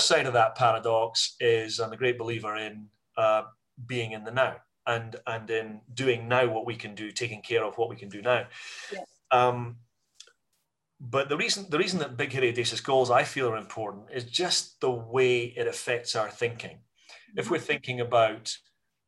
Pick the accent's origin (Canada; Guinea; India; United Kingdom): United Kingdom; Scotland; as a Scottish business community